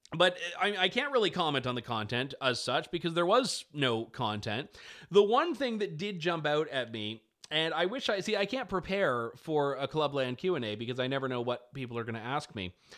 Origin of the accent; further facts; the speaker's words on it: Canada; as a Canadian